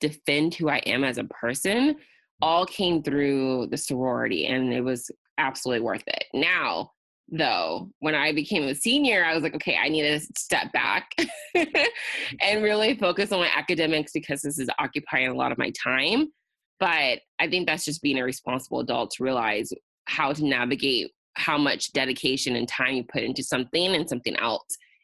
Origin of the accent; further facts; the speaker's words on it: Riverside, California, United States; it allowed me to come back to Riverside of my hometown and live comfortably at my parents' house